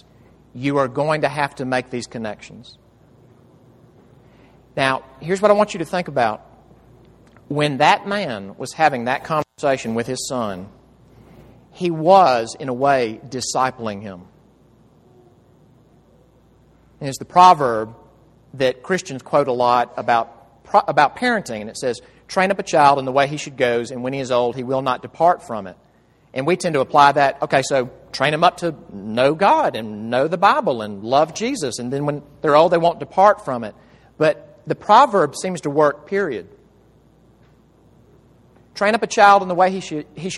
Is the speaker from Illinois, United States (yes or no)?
no; Jackson, Mississippi, United States; moved away; home in Jackson, Mississippi, where I'm from